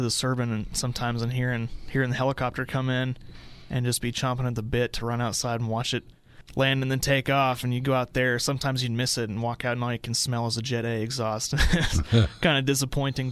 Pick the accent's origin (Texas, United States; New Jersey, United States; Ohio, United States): Texas, United States; Dalhart; also born or lived in Amarillo, Texas; I'm from Dalhart. I grew up here